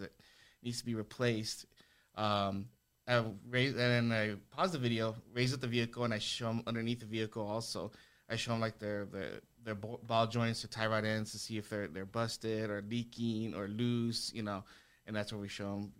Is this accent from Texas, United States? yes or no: yes; El Paso, Texas, United States; born and raised in El Paso, I went to Eastwood High School